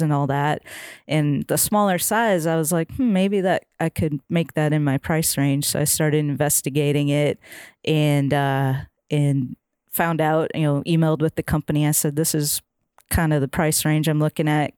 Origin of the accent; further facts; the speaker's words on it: Minnesota, United States; moved away as an adult; now in Nashville, United States; I grew up fishing in Minnesota